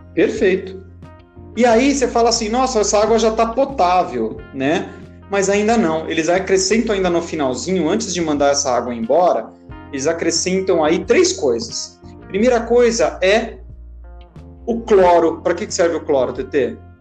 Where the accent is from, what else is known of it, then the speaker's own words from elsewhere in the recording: Itatiba, São Paulo, Brazil; eu sou de Itatiba, mas eu dou aula lá em Campinas